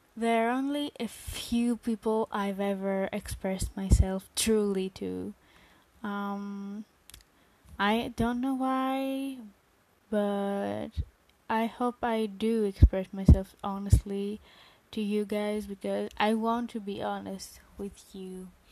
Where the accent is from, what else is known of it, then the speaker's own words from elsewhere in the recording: Greece; I am from Greece.